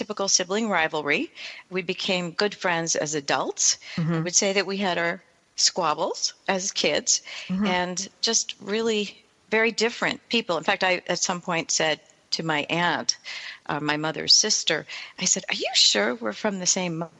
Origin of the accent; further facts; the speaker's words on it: Annapolis, Maryland, United States; I grew up in the Annapolis, Maryland area